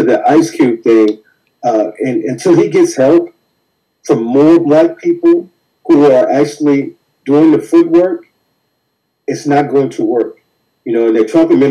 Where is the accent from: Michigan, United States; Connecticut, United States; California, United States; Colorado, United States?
California, United States; Compton; growing up in Compton